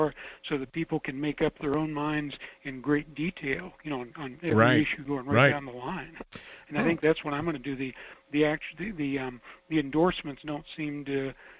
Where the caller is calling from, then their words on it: Fairbanks, Alaska, United States; calling from Fairbank.